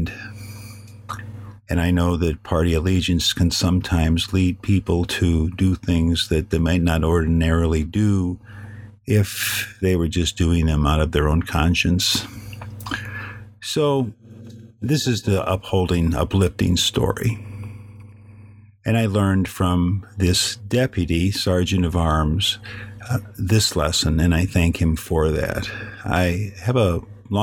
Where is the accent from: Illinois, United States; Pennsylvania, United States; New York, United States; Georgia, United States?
Illinois, United States; Chicago; moved away as an adult; now in California, United States; I'm from Chicago. I was born, I was raised there, and all my formative experiences happened there